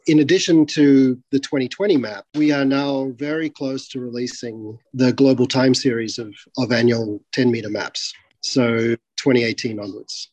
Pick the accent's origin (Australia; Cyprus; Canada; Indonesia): Australia; moved away; I'm originally from Australia